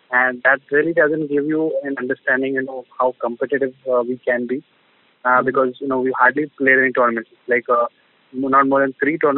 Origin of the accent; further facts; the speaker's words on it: India; hopes are high as an Indian